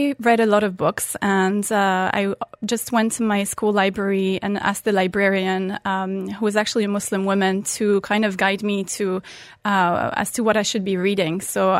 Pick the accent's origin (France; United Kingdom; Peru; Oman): Oman; Muscat; English is a second language; So I'm French originally. I grew up in Oman. And yes, I did convert at the age of 18. I was a teenager in high school in 12th grade in Oman, in Muscat at the time.